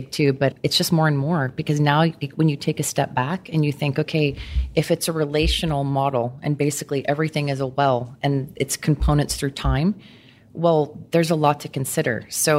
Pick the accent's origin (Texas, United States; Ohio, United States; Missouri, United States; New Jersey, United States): Texas, United States; Houston; I'm a native Houstonian.